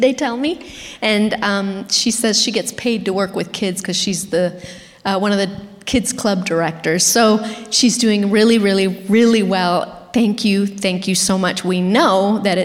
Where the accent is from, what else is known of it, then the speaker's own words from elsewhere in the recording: Argentina; moved away; also born or lived in Florida; I'm from Argentina